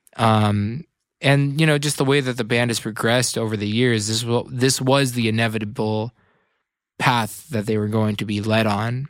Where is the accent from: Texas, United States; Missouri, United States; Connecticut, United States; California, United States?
California, United States; Tiburon; I grew up in Tiburon, California